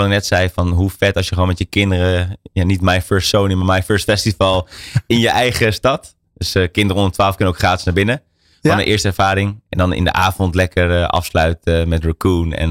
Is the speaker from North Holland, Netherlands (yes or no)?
yes; Hilversum, North Holland, Netherlands; born or raised there; also born or lived in Amsterdam